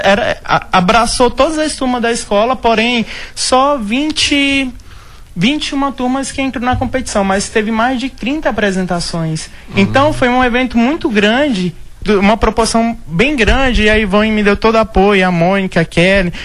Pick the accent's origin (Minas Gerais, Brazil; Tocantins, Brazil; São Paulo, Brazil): Tocantins, Brazil; moved away as an adult; now in Vila Rica, Brazil; eu sou do Tocantins